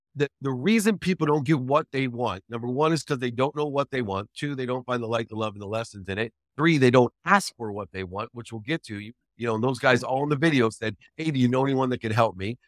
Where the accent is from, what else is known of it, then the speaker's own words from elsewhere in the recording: Akron, Ohio, United States; I, I grew up in Akron, Ohio